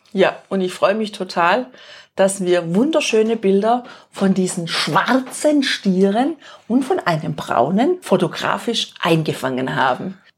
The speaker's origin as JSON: {"language": "German", "country": "Germany", "said": "bei uns in Deutschland"}